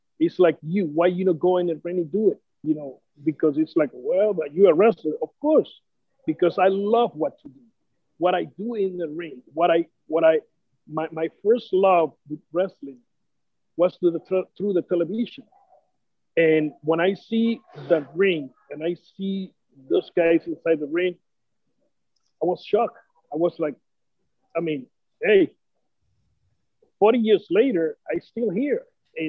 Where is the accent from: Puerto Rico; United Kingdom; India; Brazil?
Puerto Rico; as a Puerto Rican